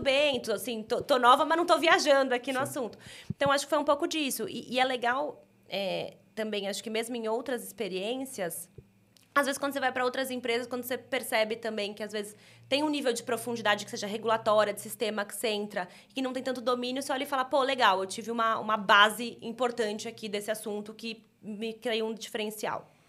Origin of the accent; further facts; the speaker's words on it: São Paulo, Brazil; eu sou daqui de São Paulo